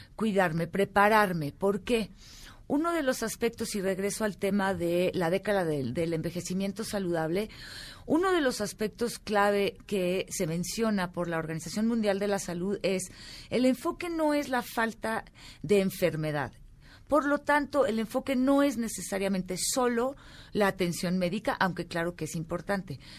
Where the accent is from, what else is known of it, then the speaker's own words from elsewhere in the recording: Mexico; como mexicanos, como sociedad mexicana